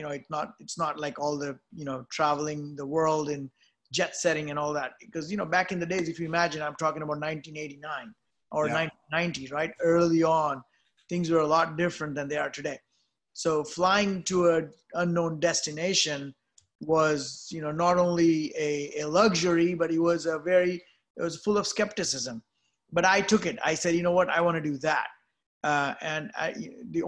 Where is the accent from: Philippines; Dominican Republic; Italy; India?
India; also born or lived in Tokyo / Hong Kong; now in United States; I was born in India